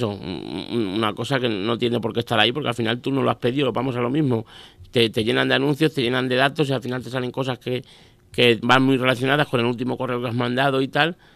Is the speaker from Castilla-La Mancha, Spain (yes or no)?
yes; Miguel Esteban, Castilla-La Mancha, Spain; yo cuando la pusieron en mi pueblo, ya todos los pueblos de alrededor, evidentemente, Alcázar, bueno, yo soy de Miguel Esteban, no sé si lo he dicho